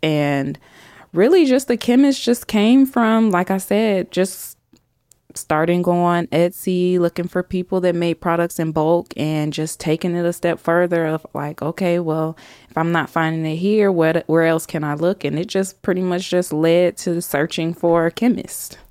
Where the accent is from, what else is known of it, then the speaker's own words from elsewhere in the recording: Chicago, Illinois, United States; now in Huntsville, United States; I'm from Chicago originally, grew up in the South Suburbs of Chicago